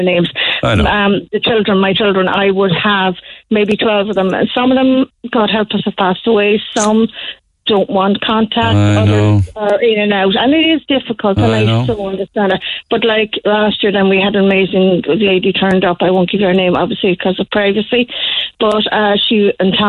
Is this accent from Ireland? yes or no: yes; Killarney, Munster, Ireland; I came up from Killarney, come to Kerry.